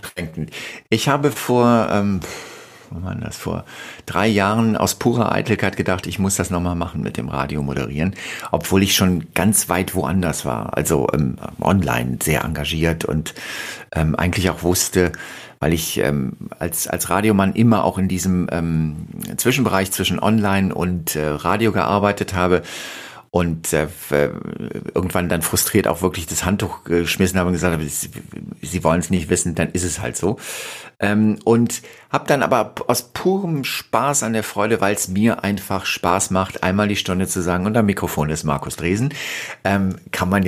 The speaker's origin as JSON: {"language": "German", "region": "West Germany", "country": "Germany", "said": "auch mal im Osten von Deutschland in Sender gearbeitet, wo man halt einfach als Wessi auch immer derjenige war, der der Intruder war"}